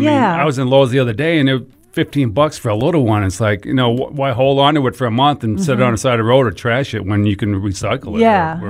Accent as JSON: {"language": "English", "region": "Massachusetts", "country": "United States", "lives_now": "Memphis, United States"}